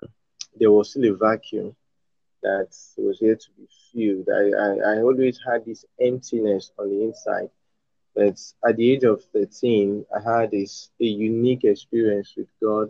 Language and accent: English; Edo, Nigeria; also born or lived in northern Nigeria; I'm from Nigeria. I'm from Edo State, from Nigeria, the southern part of Nigeria. But I was born in northern Nigeria